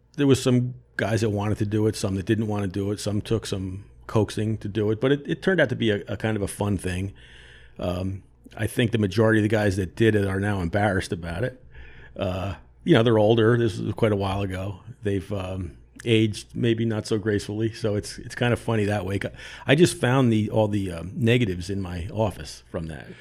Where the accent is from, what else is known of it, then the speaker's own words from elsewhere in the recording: Monmouth Beach, New Jersey, United States; I grew up in Monmouth Beach